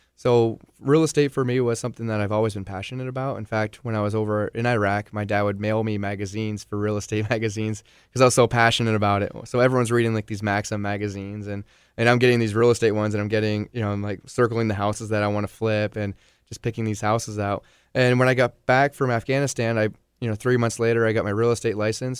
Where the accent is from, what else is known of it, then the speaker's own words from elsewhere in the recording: Vermont, United States; moved away as an adult; I was gone for almost ten years total before I finally returned back to Vermont, like, permanently